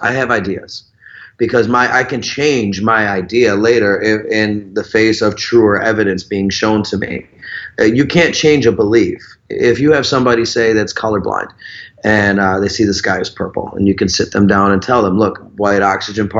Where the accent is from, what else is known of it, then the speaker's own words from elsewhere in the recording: Chicago, Illinois, United States; moved away as an adult; also born or lived in Wisconsin; now in Florida, United States; I was born and raised in Chicago. I lived in Wisconsin for a few of my teenage years, and I went back to Chicago, and then I've been in Florida 18 years